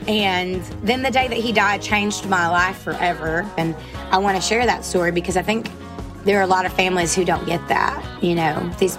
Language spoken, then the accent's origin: English; Rossville, Georgia, United States; now in Nashville, United States; I grew up at the end of a dead end, backed up to these woods.